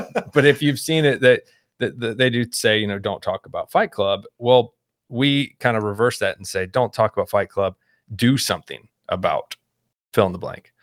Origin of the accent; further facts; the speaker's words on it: Houston, Texas, United States; moved away as an adult; also born or lived in Baltimore, Maryland; now in Midwest, United States; I grew up in Houston, suburb, though, not Ranch Hand Cowboy